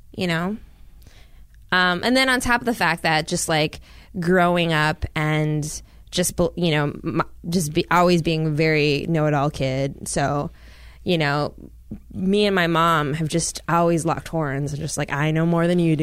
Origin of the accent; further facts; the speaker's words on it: Minnesota, United States; also born or lived in Washington, D.C. / Laos (parents' origin); I was born in D C. We pretty quickly ended up in Minnesota.